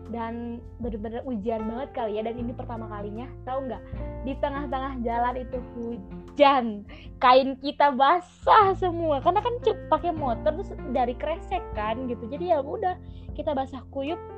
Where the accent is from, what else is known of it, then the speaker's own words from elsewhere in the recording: Bandung, West Java, Indonesia; kan kalau misalnya aku dari Bandung